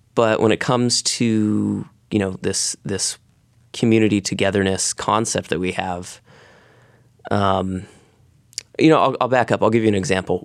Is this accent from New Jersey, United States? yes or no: no; Gales Creek, Oregon, United States; I grew up in the Gales Creek community